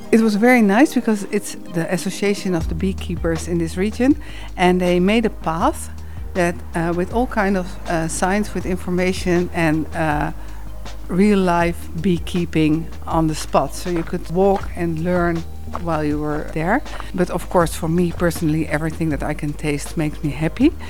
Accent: Netherlands; English is a second language; now in Rečica ob Savinji, Slovenia; I'm from the Netherlands and I live now in Rečica ob Savinji.

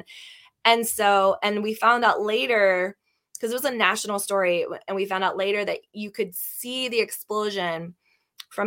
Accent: Northern Panhandle of West Virginia, United States; I grew up in the Northern Panhandle of West Virginia

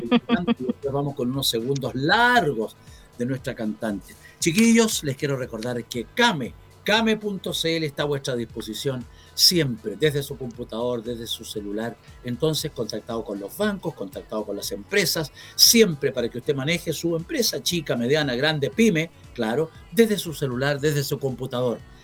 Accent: Chillán, Ñuble, Chile; Chillán, mi tierra

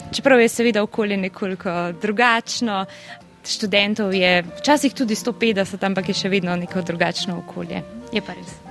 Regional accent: Upper Carniola, Slovenia; moved away as an adult; now in Bern, Switzerland; prihajam iz Gorenske

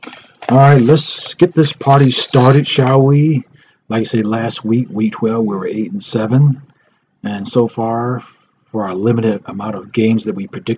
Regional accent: Georgia, United States

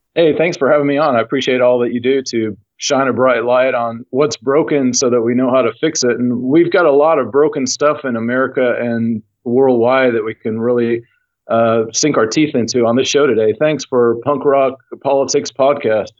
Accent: Knoxville, Tennessee, United States; Knoxville, Tennessee, which is my hometown.

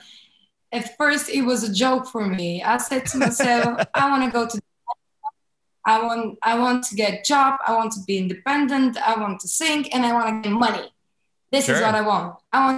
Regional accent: Varna, Varna Province, Bulgaria; Well, I'm from Bulgaria.

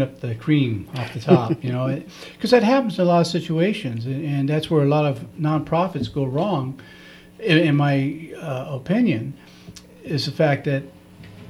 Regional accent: Ontario, California, United States; I grew up in Ontario

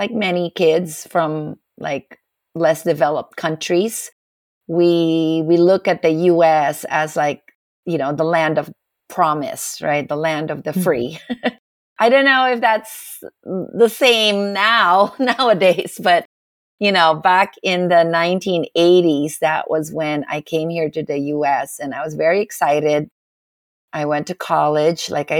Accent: Manila, Metro Manila, Philippines; moved away as an adult; also born or lived in Washington, D.C. / California; now in Los Angeles, United States; I grew up in the north. Mm-hmm. I grew up in Manila, which is the capital of the Philippines

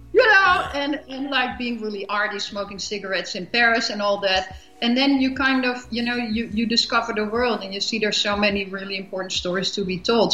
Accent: Amsterdam, North Holland, Netherlands; moved away as an adult; also born or lived in Europe; now in United States

